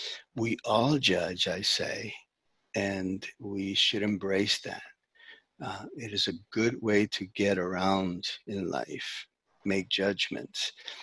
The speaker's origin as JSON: {"language": "English", "region": "New York", "country": "United States", "tie": "born there", "said": "I was born in New York."}